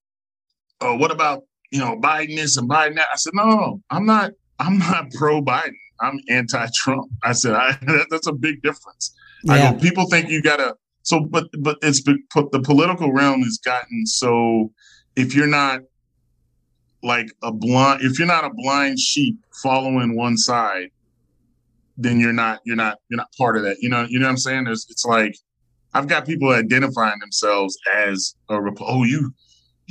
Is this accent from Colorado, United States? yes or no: no; St. Louis, Missouri, United States; I'm from St. Louis